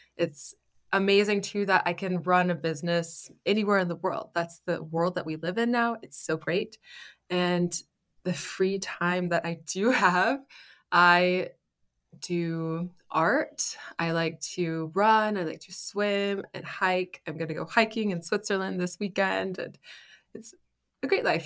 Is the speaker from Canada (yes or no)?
yes; Canada; moved away as an adult; now in Germany; I grew up in Canada